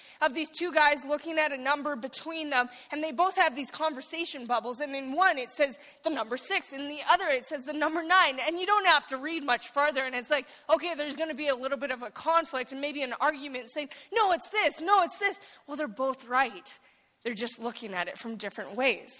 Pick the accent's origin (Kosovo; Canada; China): Canada; Saskatchewan; moved away as an adult; I'm from Saskatchewan, and so I came here